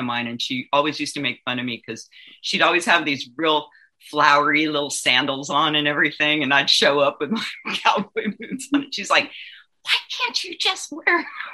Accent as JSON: {"language": "English", "country": "Mexico", "said": "I'm from Mexico."}